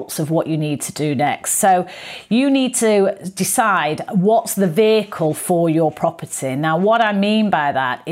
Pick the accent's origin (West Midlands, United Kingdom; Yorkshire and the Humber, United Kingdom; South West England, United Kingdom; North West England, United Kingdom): North West England, United Kingdom; Manchester; moved away as an adult; also born or lived in London; Manchester, my original hometown.